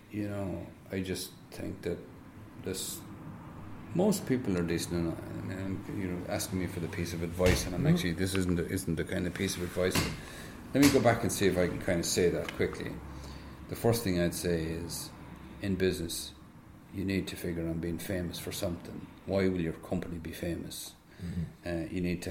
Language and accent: English; Tipperary, Munster, Ireland; also born or lived in Netherlands; I'm from Tipperary